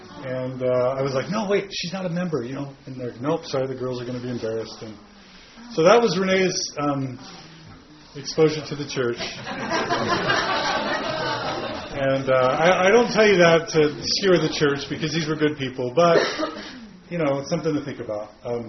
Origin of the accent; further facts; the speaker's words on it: Katy, Texas, United States; I was raised in Katy, Texas, which is a suburb outside of Houston.